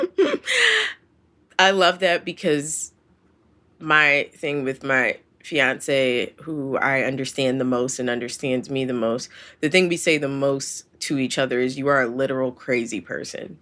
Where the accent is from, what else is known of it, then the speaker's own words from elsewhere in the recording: Philadelphia, Pennsylvania, United States; that's my hometown